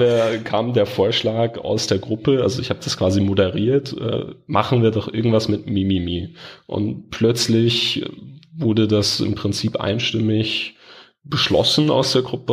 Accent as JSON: {"language": "German", "region": "Bavaria", "country": "Germany", "said": "bei uns in Bayern"}